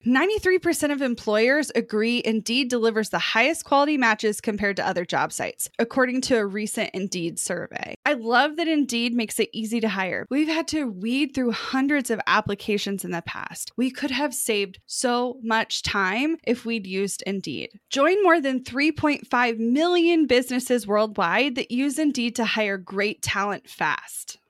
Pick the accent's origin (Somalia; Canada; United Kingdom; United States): United States; Kansas City; growing up in Kansas City